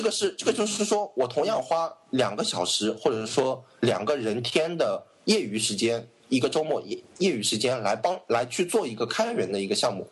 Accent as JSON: {"language": "Chinese", "country": "China", "tie": "born or raised there", "said": "作为我们大陆长大的人来说"}